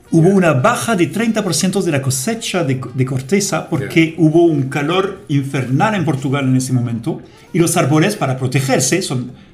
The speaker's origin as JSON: {"language": "Spanish", "country": "France", "also_born_or_lived": "Saudi Arabia / South Africa / Ivory Coast", "second_language": "Spanish", "moved": "as an adult", "lives_now": "Chile", "said": "soy francés y llegué a Chile por primera vez en el 98"}